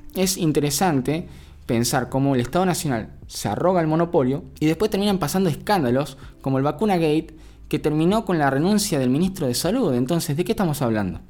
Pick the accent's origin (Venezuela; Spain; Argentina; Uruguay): Argentina; Todos somos argentinos